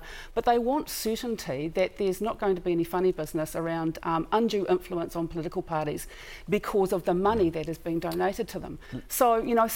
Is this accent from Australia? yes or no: no; New Zealand; as a New Zealander, to have your Prime Minister